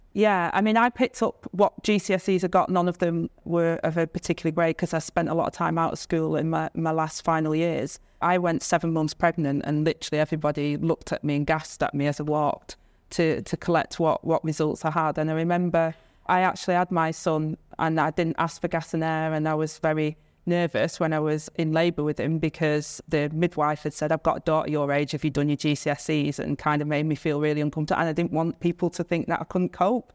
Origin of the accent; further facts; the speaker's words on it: Stockport, North West England, United Kingdom; I grew up in Stockport on, on this council estate